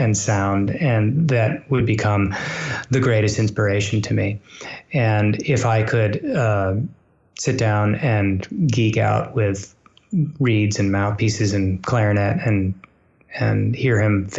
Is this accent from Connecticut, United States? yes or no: no; Massachusetts, United States; I grew up in Massachusetts, where the Boston Symphony is